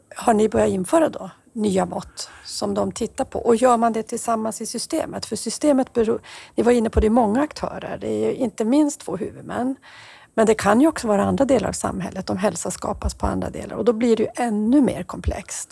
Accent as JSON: {"language": "Swedish", "region": "Norrbotten County", "country": "Sweden", "said": "mitt hemlän i Haparanda"}